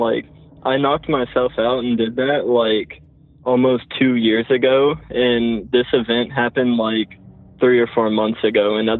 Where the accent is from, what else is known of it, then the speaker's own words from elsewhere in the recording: Lexington, Kentucky, United States; I'm from Lexington, Kentucky, and I'm 18.